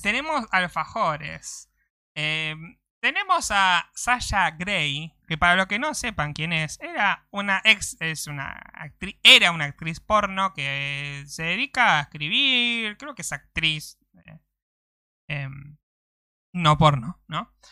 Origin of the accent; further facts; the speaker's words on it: Argentina; todos los argentinos somos